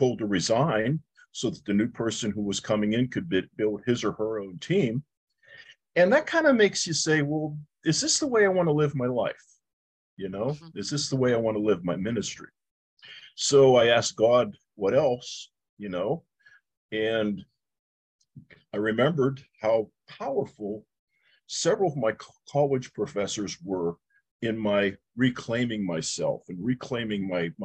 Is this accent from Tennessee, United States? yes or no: no; Pittsburgh, Pennsylvania, United States; I grew up in the Lower East Side of Pittsburgh